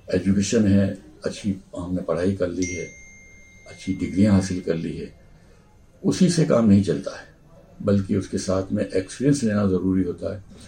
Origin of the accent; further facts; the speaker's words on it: Udaipur, Rajasthan, India; also born or lived in Saloda; यहाँ पर हल्दी घाटी के पास एक सलोदा गांव है हम लोग सलोदा गांव के रहने वाले हैं